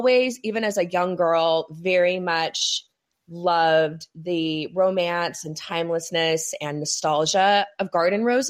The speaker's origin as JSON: {"language": "English", "region": "California", "country": "United States", "also_born_or_lived": "New York City / New Jersey", "moved": "as an adult", "said": "I'm from California, but I lived on the East Coast for many years"}